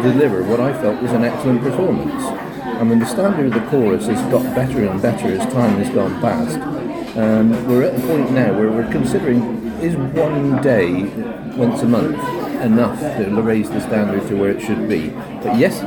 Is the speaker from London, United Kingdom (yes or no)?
yes; London, United Kingdom; I'm from London, southeast London, basically